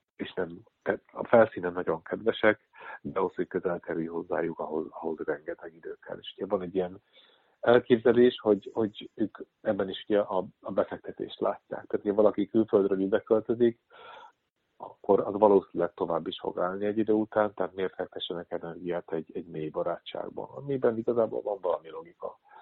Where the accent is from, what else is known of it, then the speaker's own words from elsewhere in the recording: Hungary; moved away as an adult; also born or lived in Netherlands; now in Amsterdam, Netherlands; mi magyarok már alapból olyan traumatizált nép vagyunk